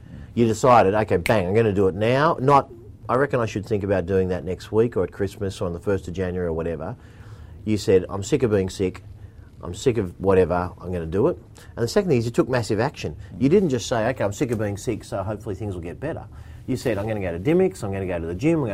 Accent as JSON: {"language": "English", "town": "Bexley", "region": "New South Wales", "country": "Australia", "tie": "born or raised there", "said": "I grew up in Bexley."}